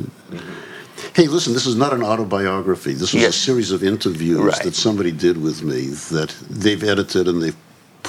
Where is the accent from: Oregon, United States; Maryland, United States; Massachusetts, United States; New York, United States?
Massachusetts, United States; Boston; I grew up in Boston